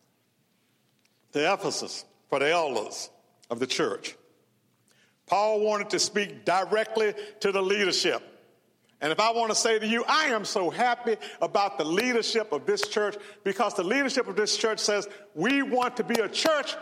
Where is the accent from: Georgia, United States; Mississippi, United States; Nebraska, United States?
Mississippi, United States; Mendenhall; I grew up in Mississippi. Graduated from high school in Mendenhall